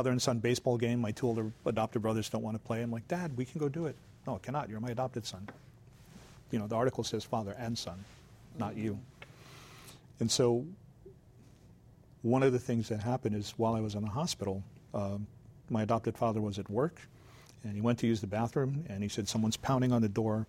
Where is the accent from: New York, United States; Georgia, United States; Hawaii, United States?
Hawaii, United States; Waianae; also born or lived in Big Island, Hawaii; I'm a Hawaiian kid, and I grew up thinking I'm Japanese